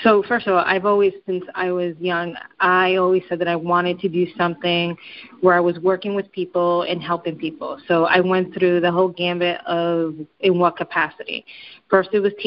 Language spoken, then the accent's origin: English; New York City, New York, United States; Growing up in New York City, more specifically in Washington Heights, it was and it is it's a little bit of pride, I have to say, to know that I grew up in this place